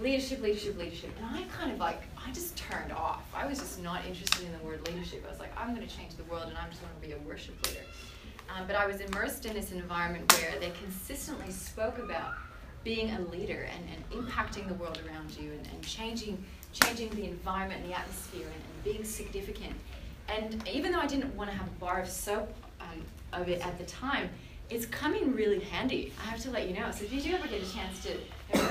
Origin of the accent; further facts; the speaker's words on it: Canada; moved away as an adult; now in Australia; I'm from Canada